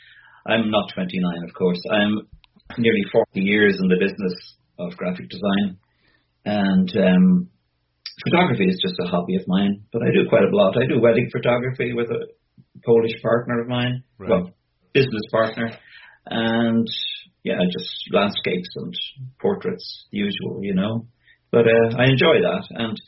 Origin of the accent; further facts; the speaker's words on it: Dublin, Leinster, Ireland; moved away as an adult; also born or lived in Netherlands / North Wicklow / Greystones; now in Wexford, Ireland; I'm from Dublin originally, okay. And then I was about 21, I moved to Holland for 6 years, and then I spent the rest of the time in North Wicklow, mainly around Greystones area, and then 10 years now in Wexford. So, and I'm still only 29.